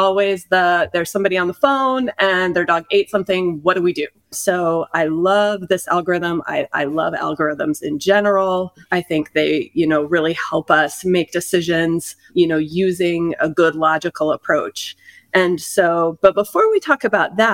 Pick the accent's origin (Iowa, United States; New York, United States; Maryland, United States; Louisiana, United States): Iowa, United States; now in Las Vegas, United States; I'm originally from Iowa, but I ended up practicing out here in Las Vegas